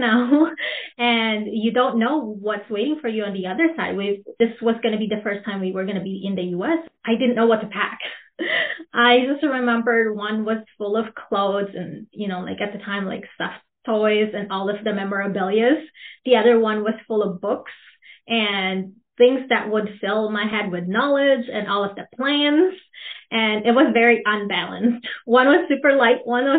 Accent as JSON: {"language": "English", "country": "Philippines", "tie": "born or raised there", "also_born_or_lived": "Manila, Philippines / Princeton, Minnesota", "second_language": "English", "moved": "yes", "lives_now": "Minnesota, United States", "said": "I'm a first-born immigrant. I grew up in the Philippines."}